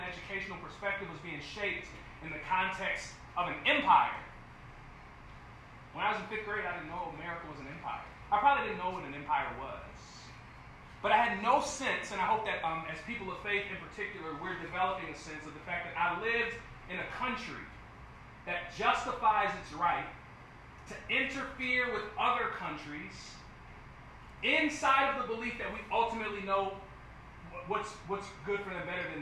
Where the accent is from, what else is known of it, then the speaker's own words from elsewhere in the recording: Evanston, Illinois, United States; I grew up in Evanston, Illinois, which is just north of Chicago.